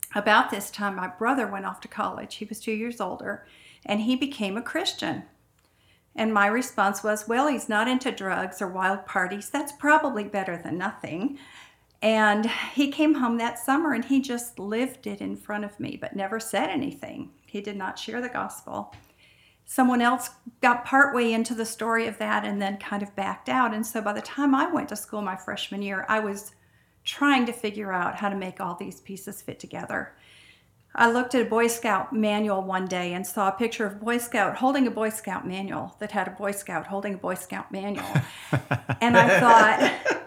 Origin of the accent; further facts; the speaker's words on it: Michigan, United States; I grew up in Michigan